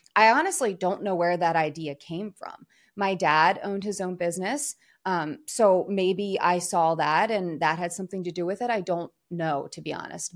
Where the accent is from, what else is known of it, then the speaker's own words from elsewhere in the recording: Philadelphia, Pennsylvania, United States; moved away; also born or lived in New York; I'm from Philadelphia, a few hours south of New York City